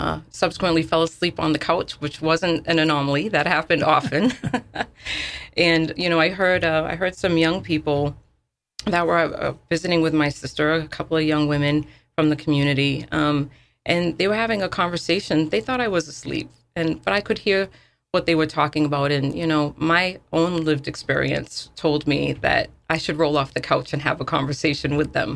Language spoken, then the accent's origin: English; New Bedford, Massachusetts, United States; moved away as an adult; I grew up in United Front Homes